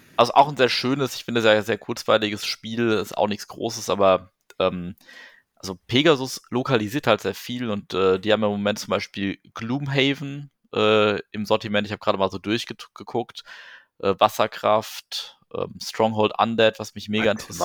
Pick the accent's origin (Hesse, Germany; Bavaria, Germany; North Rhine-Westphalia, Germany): Hesse, Germany; Wetterau; ich komme ja aus der Wetterau